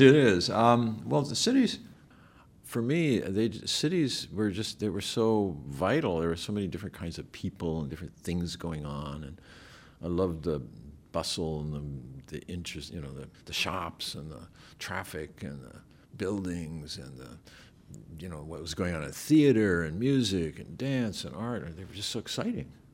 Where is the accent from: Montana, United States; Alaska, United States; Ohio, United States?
Alaska, United States; moved away as an adult; I grew up in Alaska